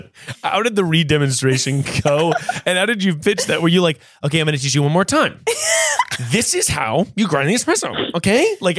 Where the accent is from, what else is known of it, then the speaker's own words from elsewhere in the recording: North Carolina, United States; I'm from North Carolina.